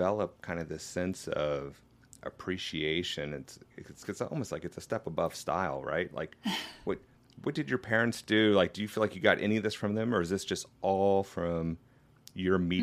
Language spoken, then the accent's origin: English; United States; as an American